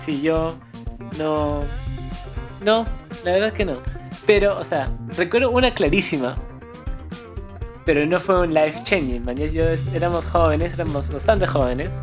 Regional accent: Cusco, Peru; somos de Cusco

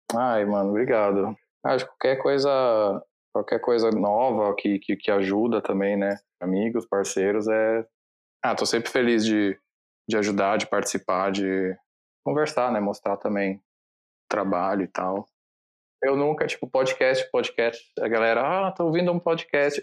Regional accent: Italy; moved away; Eu cresci na Itália, então esse trabalho que eu fiz foi numa loja na Itália

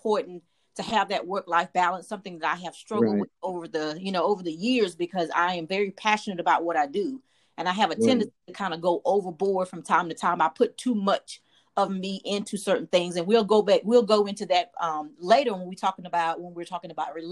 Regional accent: Warsaw, North Carolina, United States; moved away as an adult; also born or lived in Texas; I am from North Carolina, from a small town. Small town, Warsaw. Lived in Warsaw all my life

